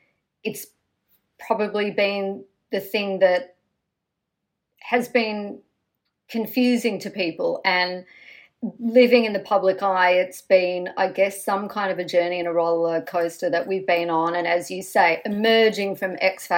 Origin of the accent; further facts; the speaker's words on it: Australia; we grew up in Australia